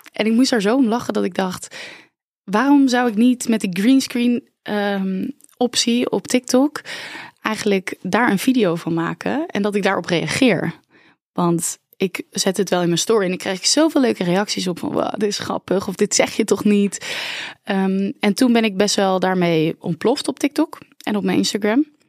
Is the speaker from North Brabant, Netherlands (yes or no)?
no; Oranjewoud, Friesland, Netherlands; born or raised there